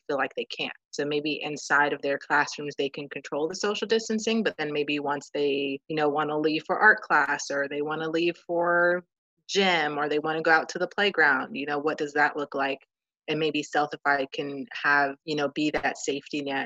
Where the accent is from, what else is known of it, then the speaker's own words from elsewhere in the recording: New Jersey, United States; I'm from New Jersey